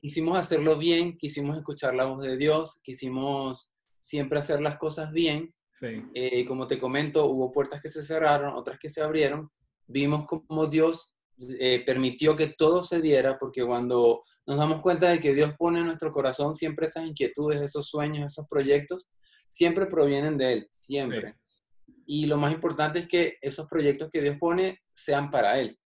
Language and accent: Spanish; Caracas, Capital District, Venezuela; moved away; Yo soy de Caracas, de la capital de Venezuela.